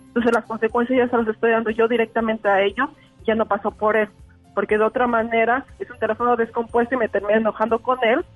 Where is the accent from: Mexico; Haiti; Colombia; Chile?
Mexico; also born or lived in Canada; now in Langley, Canada; Soy de México, de F viví ahí por muchísimos años y ahorita me encuentro aquí en Langley, en Canadá